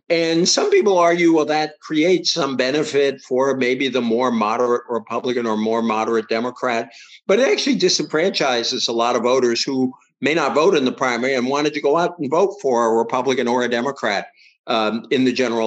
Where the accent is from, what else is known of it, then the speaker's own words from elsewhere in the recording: Massachusetts, United States; the one I grew up with in Massachusetts